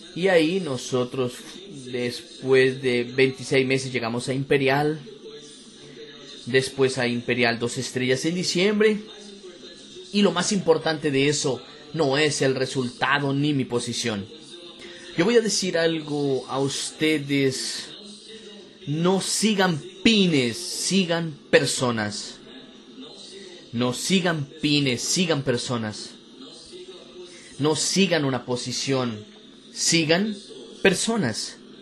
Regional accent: Campo Grande, Mato Grosso do Sul, Brazil; Yo soy de Campo Grande, Mato Grosso do Sul

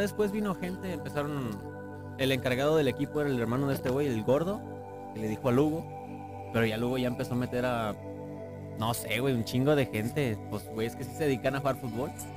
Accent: Mexico; Igual somos mexicanos

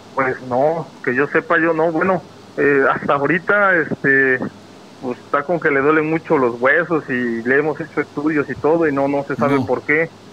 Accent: Zongolica, Veracruz, Mexico; now in Monterrey, Mexico; yo soy de Zongolica.

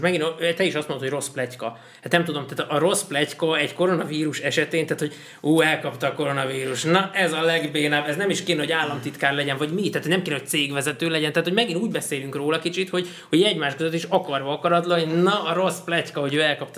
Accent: Hungary

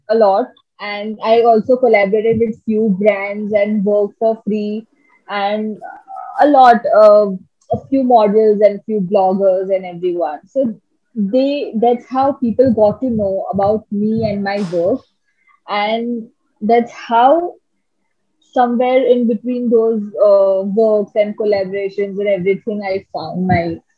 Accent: Mumbai, Maharashtra, India; So uh, when I came, I came from Bombay.

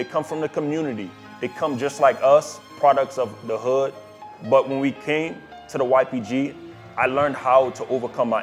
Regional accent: New Orleans, Louisiana, United States; New Orleans. I'm from New Orleans.

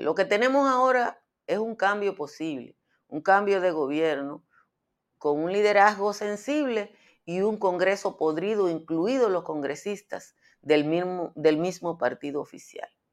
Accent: Dominican Republic; Como los dominicanos siempre andamos en arrimia histórica

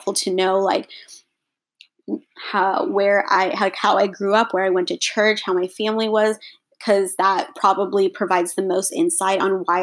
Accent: Texas, United States; also born or lived in India; I was born in India. My family is Indian, if that wasn't clear. My parents and I moved to Texas. We moved to the United States when I was 15 months old.

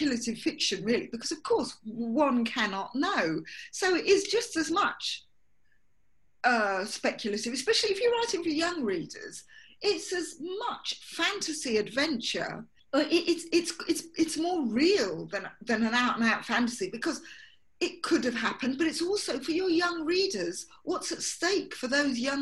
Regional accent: London, United Kingdom; I grew up in London, mixed race

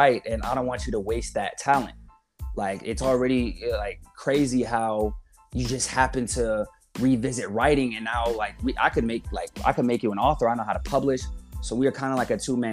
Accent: Colorado, United States; moved away; I grew up in Colorado

